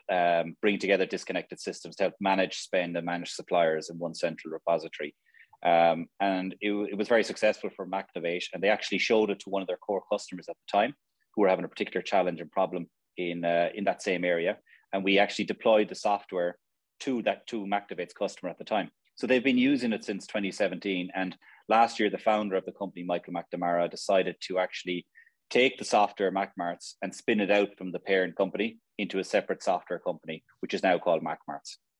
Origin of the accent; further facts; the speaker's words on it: Limerick, Munster, Ireland; also born or lived in Australia / Dublin; Limerick's a great place to, to to be born and reared.